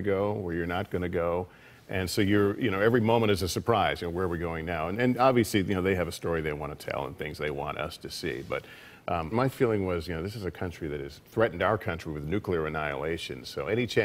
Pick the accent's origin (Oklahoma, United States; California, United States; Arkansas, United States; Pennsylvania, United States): California, United States; also born or lived in Chicago; now in New York, United States; I'm from California originally, but that was my adopted home